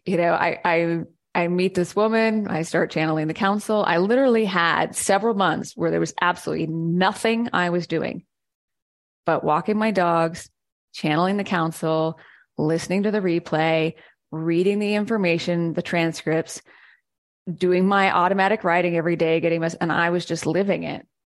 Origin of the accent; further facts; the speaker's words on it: Seattle, Washington, United States; moved away; And I was from Seattle.